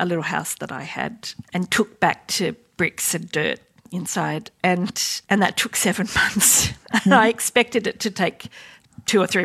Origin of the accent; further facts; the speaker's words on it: Sydney, New South Wales, Australia; Well, I grew up in Western Sydney around Parramatta